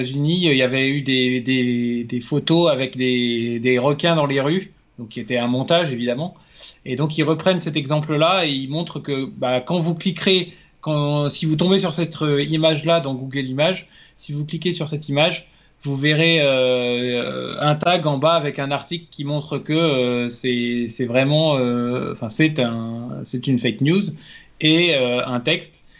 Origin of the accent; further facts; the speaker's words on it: France; bah, en tant que Français, j'aurais